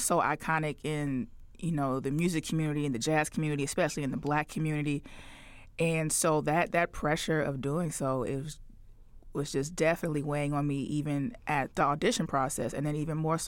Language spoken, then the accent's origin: English; Chicago, Illinois, United States; I'm born and raised in Chicago